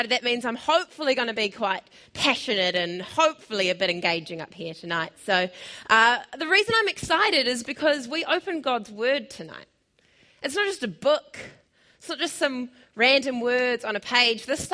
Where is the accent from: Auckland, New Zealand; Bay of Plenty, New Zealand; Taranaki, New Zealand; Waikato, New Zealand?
Bay of Plenty, New Zealand; Tauranga; now in Wellington, New Zealand; I'm originally from Tauranga